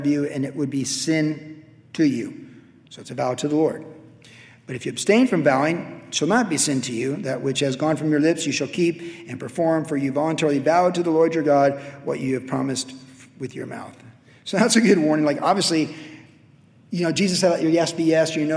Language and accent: English; Carlsbad, California, United States; Growing up in Carlsbad, we used to skate down across Highland Street, down to Tamarack